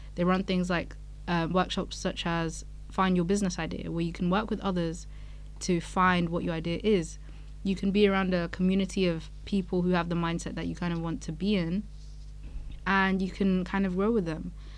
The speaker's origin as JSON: {"language": "English", "country": "Nigeria", "moved": "yes", "lives_now": "Edinburgh, United Kingdom", "said": "I'm African myself, I'm Nigerian"}